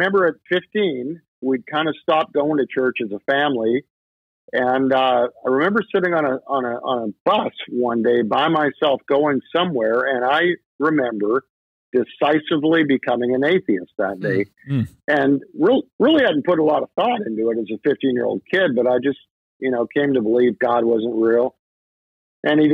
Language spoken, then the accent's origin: English; Canada; I kind of went with my family to a very traditional church growing up in Canada